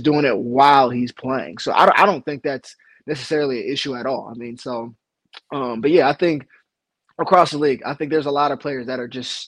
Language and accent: English; Cleveland, Ohio, United States; moved away; I came home or came back, you know, to my hometown